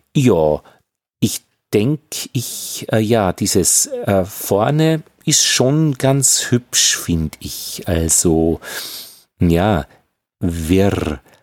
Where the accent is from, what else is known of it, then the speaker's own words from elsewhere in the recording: Upper Austria, Austria; ich bin Oberösterreicher, ich kann das R nicht wirklich gut